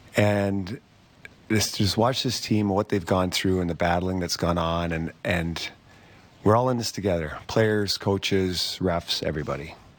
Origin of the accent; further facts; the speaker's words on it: Canada; being a Canadian kid growing up